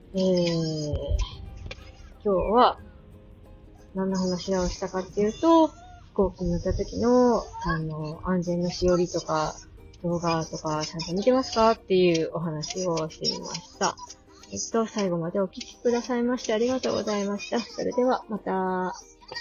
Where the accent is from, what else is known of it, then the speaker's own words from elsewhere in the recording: Akita, Japan; moved away as an adult; also born or lived in Saitama; 秋田県生まれで、 えー、大学で埼玉に行くまでずーっとアクセルで過ごしてたんですけれども